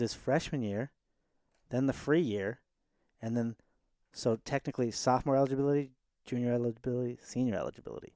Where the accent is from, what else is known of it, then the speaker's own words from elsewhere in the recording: San Francisco Bay Area, California, United States; now in New York, United States; I'm from the Bay, dude